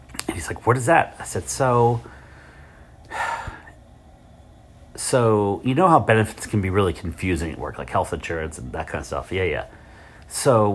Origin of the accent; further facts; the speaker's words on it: Richmond, Virginia, United States; I'm from Richmond